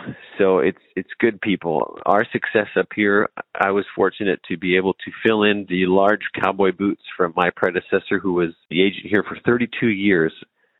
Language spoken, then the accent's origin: English; Casselton, North Dakota, United States; now in Cavalier, United States; I grew up in North Dakota. I grew up in Castleton. Graduated from North Dakota State University, home of the Bison, and moved up to Cavalier in 2010